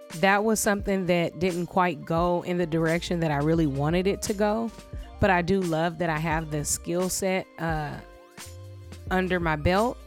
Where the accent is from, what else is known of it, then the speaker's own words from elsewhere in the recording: Los Angeles, California, United States; I was born and raised in Los Angeles, California. I'm a full fledged LA native